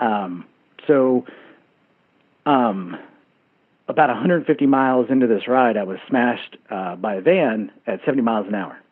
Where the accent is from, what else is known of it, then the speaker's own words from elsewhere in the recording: Texas, United States; now in Bozeman, United States; my home state of Texas